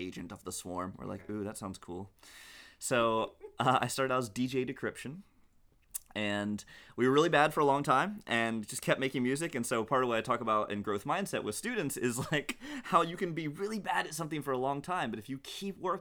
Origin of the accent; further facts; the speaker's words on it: Hickory, North Carolina, United States; also born or lived in Ireland / England; I grew up in Hickory, North Carolina, for the most part, with a little stint in Ireland and a little bit in England as well